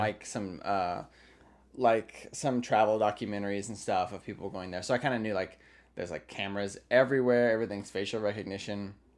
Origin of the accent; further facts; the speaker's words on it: United States; me talking as an American